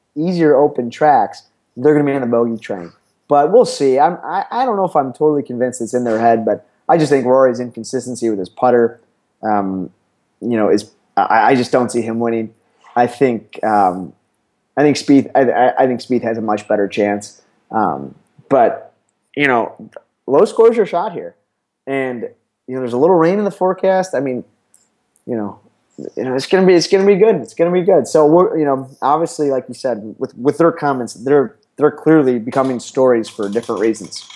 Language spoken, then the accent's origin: English; Chicago, Illinois, United States; also born or lived in Missouri; born and raised in Chicago, Illinois